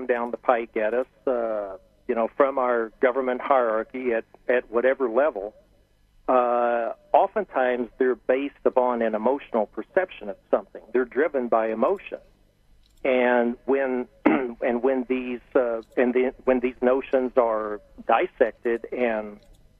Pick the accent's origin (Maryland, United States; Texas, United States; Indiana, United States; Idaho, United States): Texas, United States; Harrold; my roots are in Texas. I grew up in Texas, and I grew up in a small town